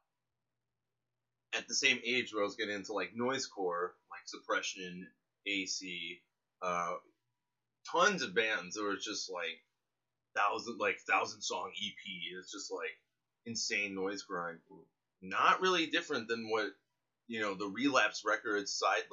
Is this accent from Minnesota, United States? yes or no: no; Chicago, Illinois, United States; now in Japan; I grew up in Chicago, and as a young teenager I got into, you know, grindcore, death metal, and noise all at the same time.